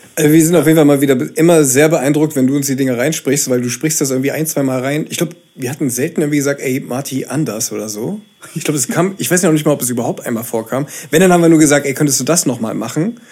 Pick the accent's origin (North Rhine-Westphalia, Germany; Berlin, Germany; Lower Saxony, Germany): Berlin, Germany; Und ich bin in Ostberlin damals noch in der DDR äh, geboren